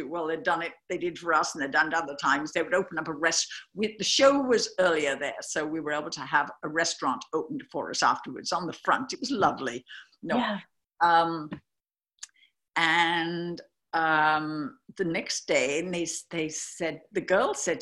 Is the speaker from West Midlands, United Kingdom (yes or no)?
yes; Birmingham, West Midlands, United Kingdom; also born or lived in London; now in United States; I came from Birmingham